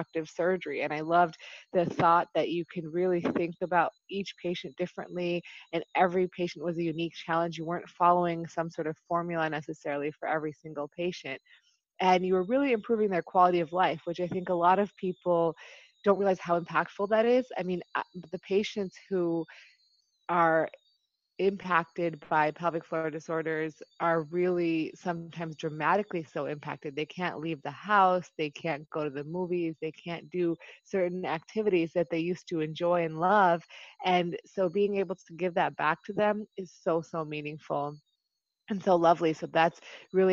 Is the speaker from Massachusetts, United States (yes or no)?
no; Buffalo, New York, United States; moved away as an adult; also born or lived in Chicago / Dallas; now in Maryland, United States; I initially am born and raised in Buffalo, New York